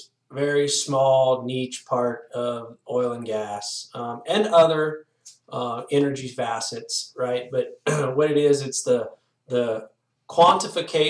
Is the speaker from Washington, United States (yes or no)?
no; Louisiana, United States; moved away as an adult; also born or lived in Texas; now in Golden, Colorado, United States; born and raised in Louisiana